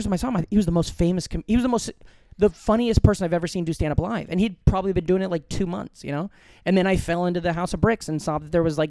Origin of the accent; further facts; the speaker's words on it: Omaha, Nebraska, United States; And I grew up right outside of Omaha, and at the time when I was growing up and I was in bands in high school